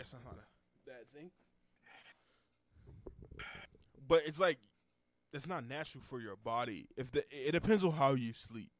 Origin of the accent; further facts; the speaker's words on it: Texas, United States; Texas. I'm from Texas.